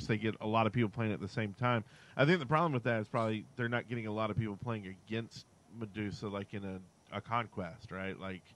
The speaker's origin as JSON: {"language": "English", "region": "the South", "country": "United States", "said": "I'm from the South"}